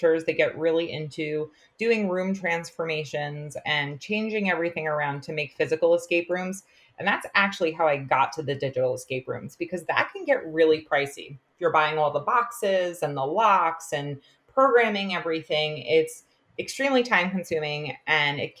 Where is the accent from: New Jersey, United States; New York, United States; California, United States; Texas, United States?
New York, United States; Long Island; accent: Long Island; also born or lived in North Carolina; I taught mostly on Long Island, which is where I'm from. I'm sure you can hear it in my accent.